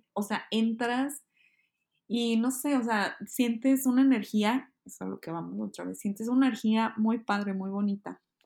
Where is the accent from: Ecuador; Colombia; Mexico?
Mexico; Hermosillo, Sonora; moved away as an adult; also born or lived in Mexico City, Mexico; now in Kyoto, Japan; Yo soy de Hermosillo, Sonora